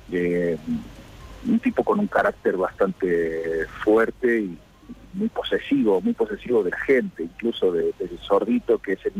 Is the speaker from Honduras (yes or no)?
no; Córdoba, Argentina; moved away as an adult; now in Spain; No, yo soy cordobés, yo nací en Córdoba y me crié ahí. Bueno, estuve desde los dos meses hasta los tres años y pico en, España, pero nací en el hospital español, volví con antes de cumplir los cuatro años y, me crié ahí, crecí ahí